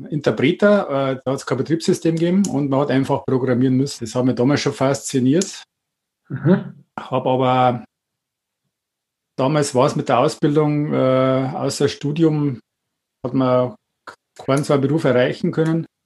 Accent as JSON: {"language": "German", "town": "Wartenberg", "region": "Bavaria", "country": "Germany", "tie": "born or raised there", "said": "Ich bin geboren 1970 in Wartenberg, aufgewachsen im Weierfeld."}